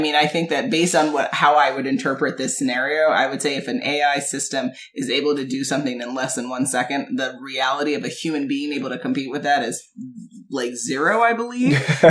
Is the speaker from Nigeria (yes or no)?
no; Jamaica; So, as y'all know, I'm Jamaican with 1,000 jobs.